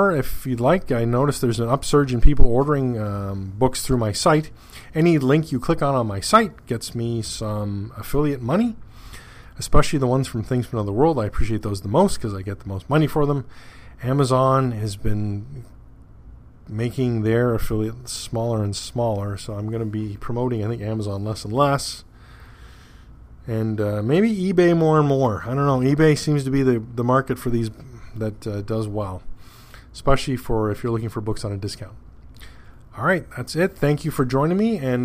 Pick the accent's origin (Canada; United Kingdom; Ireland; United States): Canada; being Canadian